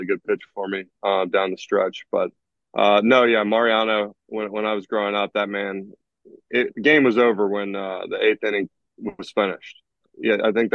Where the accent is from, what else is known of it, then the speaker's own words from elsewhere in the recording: Columbus, Ohio, United States; I'm from Columbus, Ohio